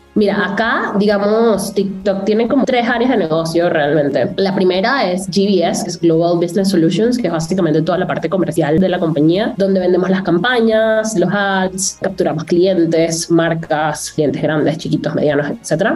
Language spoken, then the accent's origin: Spanish; Venezuela; moved away as an adult; also born or lived in Monterrey, Mexico / London, United Kingdom; soy venezolana